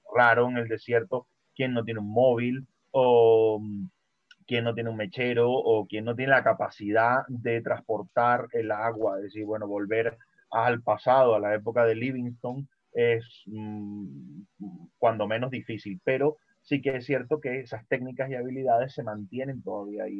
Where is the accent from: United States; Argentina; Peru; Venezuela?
Venezuela; moved away; yo nací en Venezuela